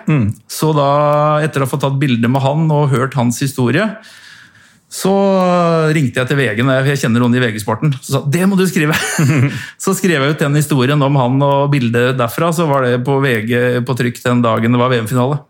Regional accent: Norway; jeg er fra Norge

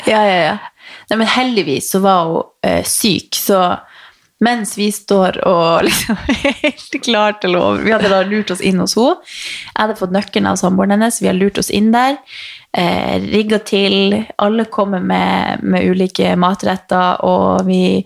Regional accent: Northern Norway, Norway; jeg er nordlending

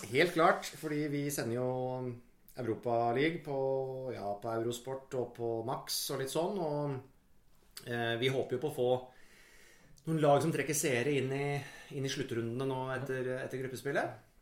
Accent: Jevnaker, Innlandet, Norway; Jevnaker er jo der jeg er fra

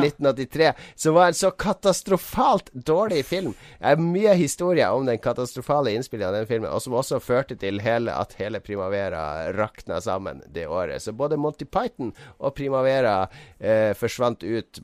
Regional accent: Harstad, Troms, Norway; en spent elleveåring hjemme i Harstad

